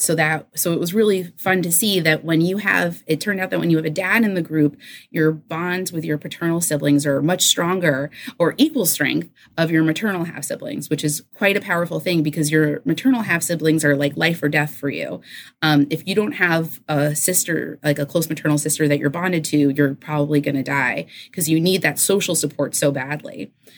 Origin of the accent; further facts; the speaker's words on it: New York City, New York, United States; moved away; I grew up in New York City